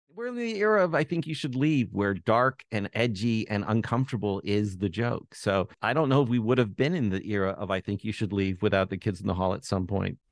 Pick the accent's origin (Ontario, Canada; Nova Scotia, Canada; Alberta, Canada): Ontario, Canada; Toronto; I am from Toronto and I grew up in Toronto